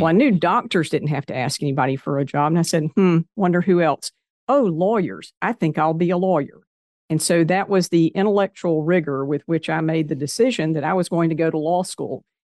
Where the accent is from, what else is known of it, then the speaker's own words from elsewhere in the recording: Kannapolis, North Carolina, United States; also born or lived in Greensboro, North Carolina; I grew up in Kannapolis, North Carolina, which is a little bit north of Charlotte.